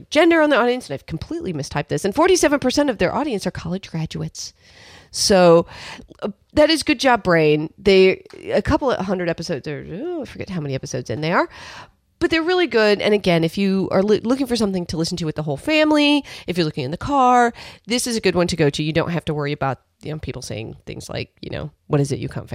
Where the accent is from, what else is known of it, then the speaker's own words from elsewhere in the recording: Midwest, United States; moved away; I grew up in the Midwest.